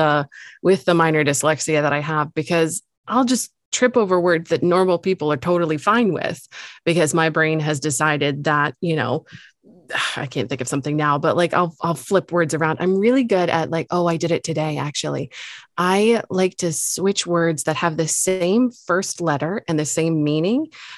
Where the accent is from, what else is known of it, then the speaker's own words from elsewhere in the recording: England, United Kingdom; I swear we're both English, but I do not understand what's happening.